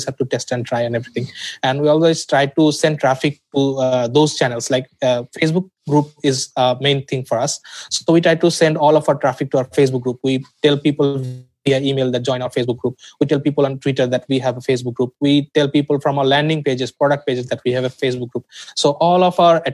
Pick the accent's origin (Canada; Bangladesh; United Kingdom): Bangladesh; Dhaka, Dhaka Division; I'm from Dhaka, Bangladesh